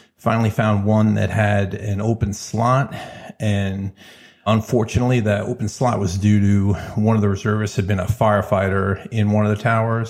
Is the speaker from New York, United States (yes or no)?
yes; New York, United States; growing up in New York, being experienced in different cultures